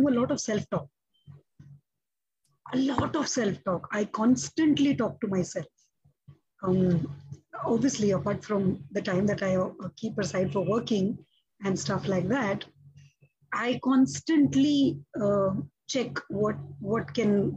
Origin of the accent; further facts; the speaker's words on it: Mumbai, Maharashtra, India; I have been born and raised in Mumbai